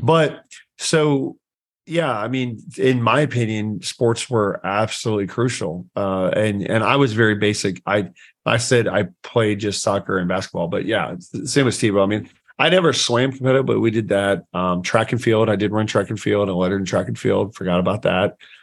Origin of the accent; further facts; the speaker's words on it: Anderson, Indiana, United States; I grew up in Anderson, Indiana